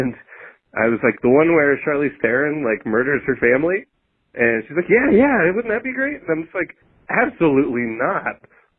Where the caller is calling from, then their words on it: Seattle, Washington, United States; I'm calling from Seattle